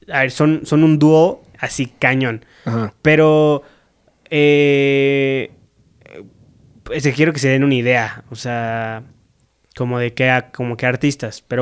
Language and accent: Spanish; Veracruz, Mexico; y la de, güey, mi tierra veracruzana, soy un ridículo, güey.